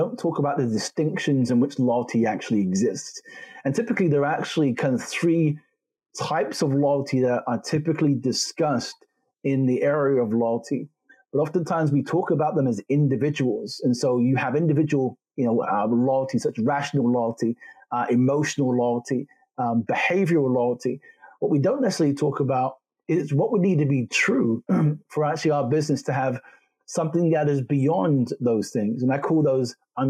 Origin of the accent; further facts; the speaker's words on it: London, United Kingdom; also born or lived in Jamaica / Germany; I'm a Jamaican farm boy who grew up in London, studied in Germany